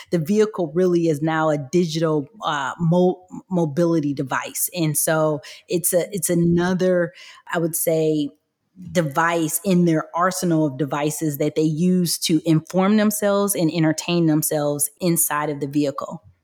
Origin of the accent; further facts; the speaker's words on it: Michigan, United States; I am from Michigan, I was always around the automotive industry